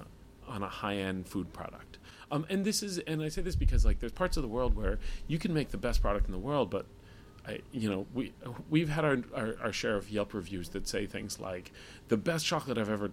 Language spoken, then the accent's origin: English; United States; as an American